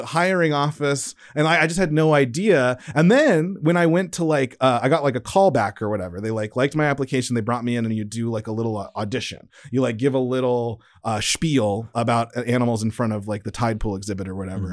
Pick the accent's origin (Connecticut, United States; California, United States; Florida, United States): California, United States; San Diego; moved away; Growing up in San Diego